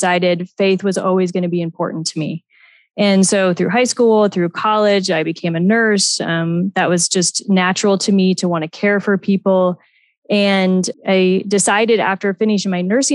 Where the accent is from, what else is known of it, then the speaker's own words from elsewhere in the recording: Omaha, Nebraska, United States; I'm born and raised in Omaha, Nebraska, grew up in an awesome family